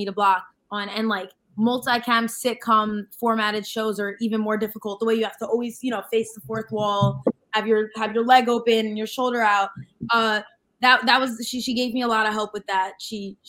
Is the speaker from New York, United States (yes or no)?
yes; New York / Long Island, United States; accent: New York / Long Island